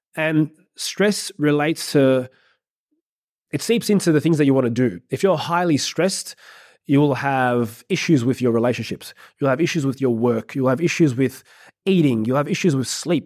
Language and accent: English; Australia; I'm an Aussie